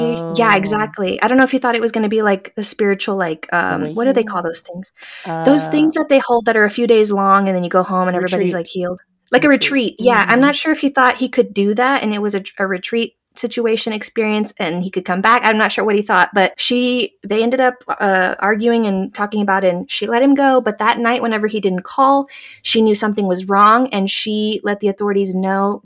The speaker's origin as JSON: {"language": "English", "region": "Texas", "country": "United States", "moved": "yes", "said": "I'm from Texas and I rep Texas out here"}